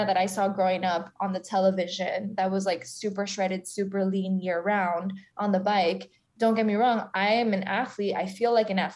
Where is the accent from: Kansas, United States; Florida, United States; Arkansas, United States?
Florida, United States; South; moved away as an adult; also born or lived in Argentina; now in New York City, United States; I'm from South Florida